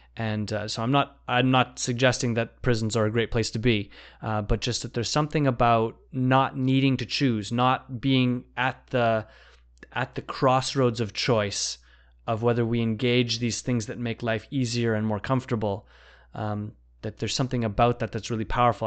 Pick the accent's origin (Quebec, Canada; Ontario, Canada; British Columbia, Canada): British Columbia, Canada; Vancouver; I grew up in Vancouver